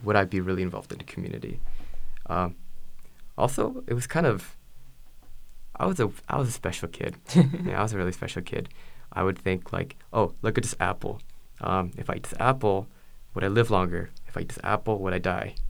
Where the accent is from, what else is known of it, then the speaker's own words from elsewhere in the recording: Beaverton, Oregon, United States; also born or lived in California; home for me is um, Beaverton, Oregon. Uh, I grew up in uh, Oregon for most of my life.